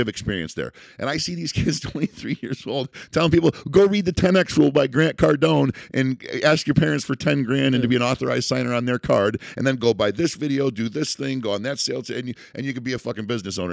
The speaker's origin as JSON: {"language": "English", "country": "United States", "said": "as an American"}